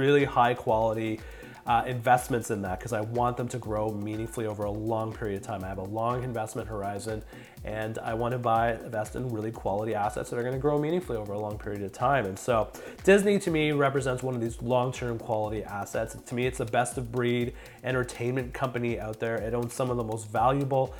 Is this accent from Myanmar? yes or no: no; Canada; I'm a Canadian, I live in Canada, so I deal with Canadian dollars